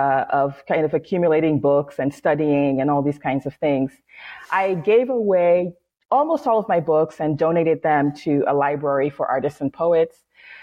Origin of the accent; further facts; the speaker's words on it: Seattle, Washington, United States; born there; also born or lived in New York City; I was born in Seattle, but I lived most of my life in New York City.